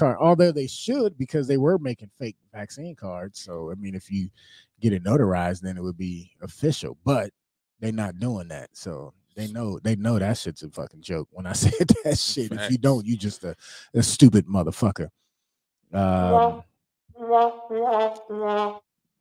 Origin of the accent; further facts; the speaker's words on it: Cleveland, Ohio, United States; also born or lived in Cuyahoga Falls, Ohio; now in Tallmadge, United States; I'm originally from Cleveland.